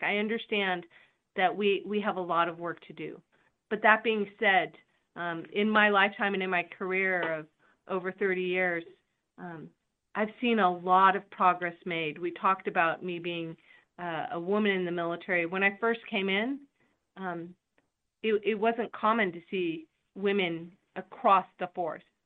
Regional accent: California, United States; also born or lived in Spain; I come from California

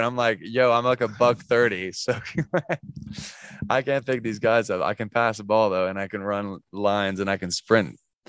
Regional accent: England, United Kingdom; now in United States; I come from England. So soccer, I call it football, is a big sport over there.

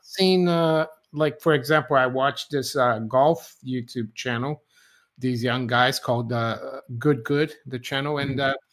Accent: Brazil; moved away; I was growing up in Brazil, when we are going to school

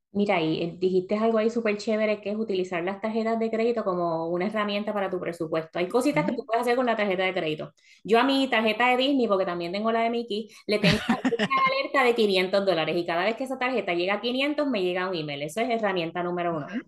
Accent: Puerto Rico; moved away as an adult; now in Florida, United States; venimos de Puerto Rico que tenemos Plaza Carolina, Plaza Las Américas, para nosotras que somos del área metropolitana

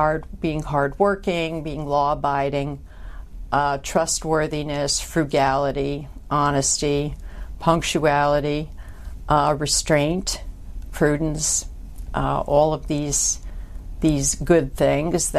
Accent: Troy, New York, United States; I was born and raised in Troy, New York, which is a small city north of Albany in upstate New York

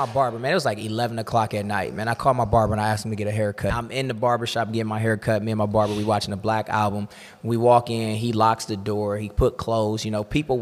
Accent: Cleveland, Ohio, United States; I grew up in Cleveland

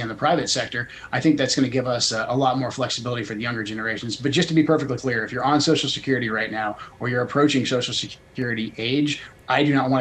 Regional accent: Portland, Oregon, United States; moved away as an adult; I grew up in Portland, left in 98, but I moved back briefly to get my kids closer to my family.

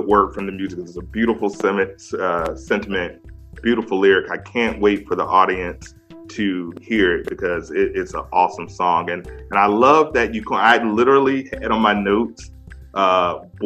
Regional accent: DMV area, United States; I'm from the DMV area. So I grew up on Drew Hill.

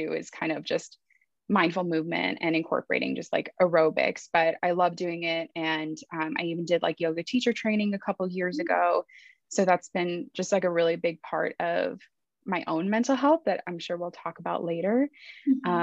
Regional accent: Los Angeles, California, United States; I was born and raised in Los Angeles, but my parents immigrated to the US from Iran

